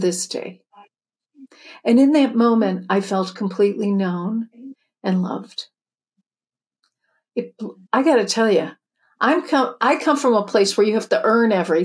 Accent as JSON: {"language": "English", "town": "Chicago", "region": "Illinois", "country": "United States", "tie": "born or raised there", "said": "I grew up in the Midwest, Chicago, second of eight"}